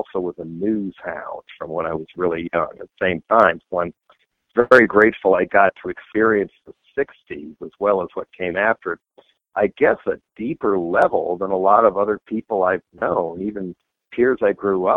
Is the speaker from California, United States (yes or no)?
no; Boulder, Colorado, United States; moved away; growing up in Boulder, Colorado